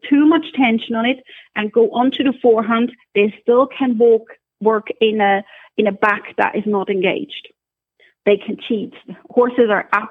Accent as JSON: {"language": "English", "country": "Switzerland", "also_born_or_lived": "Scotland", "moved": "yes", "lives_now": "Ireland", "said": "I'm originally from Switzerland. Then I used to work in Scotland for a while, for several years, and now we're in Ireland."}